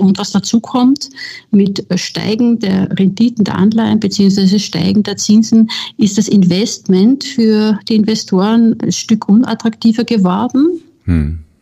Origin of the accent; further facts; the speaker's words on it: Austria; moved away as an adult; also born or lived in Vienna; now in Berlin, Germany; ich bin Österreicherin